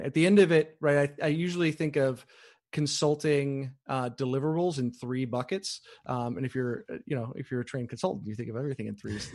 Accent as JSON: {"language": "English", "town": "Chicago", "region": "Illinois", "country": "United States", "moved": "yes", "said": "I'm from Chicago"}